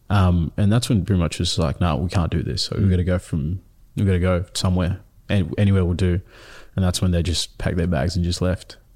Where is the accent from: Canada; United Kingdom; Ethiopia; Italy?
Ethiopia; born there; So, um, so I was born in Ethiopia in the refugee camp there.